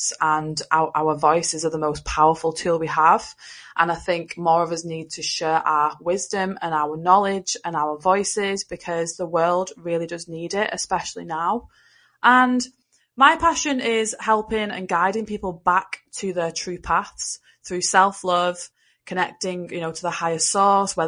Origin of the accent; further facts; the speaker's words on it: Liverpool, North West England, United Kingdom; now in Wigan, United Kingdom; I am from England and I live in the northwest of England. I was born in Liverpool and now I live in a place called Wigan.